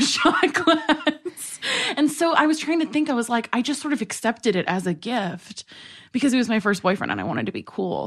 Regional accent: New York City, New York, United States; moved away; I grew up in New York City

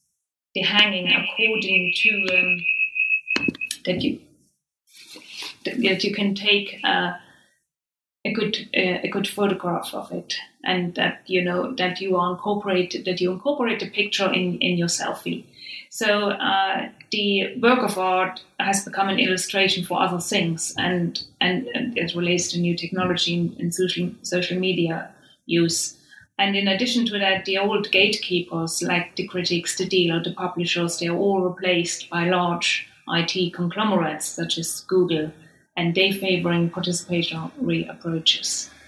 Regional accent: Saxony, Germany; English is a second language; a very personal reason why I chose Saxony, and that is I'm from Saxony myself. So, you know, and I have spent formative years in the region, and I experienced unification there.

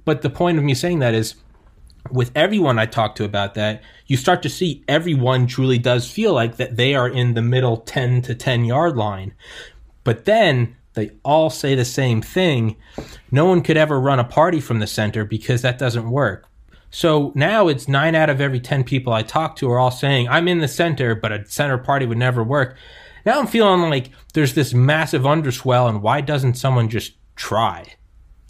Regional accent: New England, United States; also born or lived in Georgia; I'm from New England

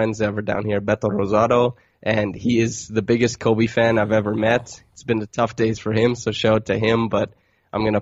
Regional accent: Sturgis, Saskatchewan, Canada; first language English; moved away as an adult; also born or lived in Toronto; now in Mexico; growing up in Sturgis, Saskatchewan

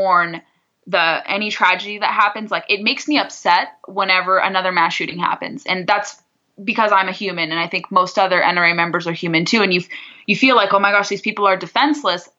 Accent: southern Orange County, Southern California, United States; I grew up in southern Orange County

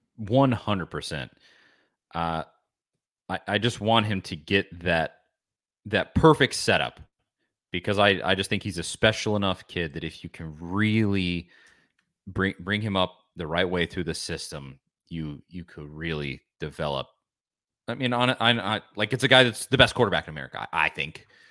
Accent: Knoxville, Tennessee, United States; I was from Knoxville

